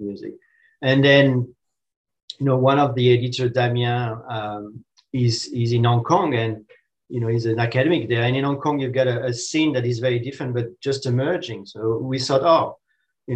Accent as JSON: {"language": "English", "country": "France", "moved": "yes", "lives_now": "Australia", "said": "I'm initially from France, and France has a kind of a tradition to supporting the art. And now in Australia, I live in Australia"}